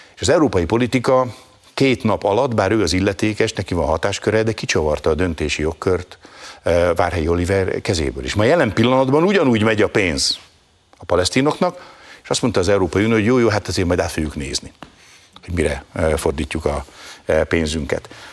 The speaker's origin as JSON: {"language": "Hungarian", "country": "Hungary", "said": "én személyesen magyar zsidóként"}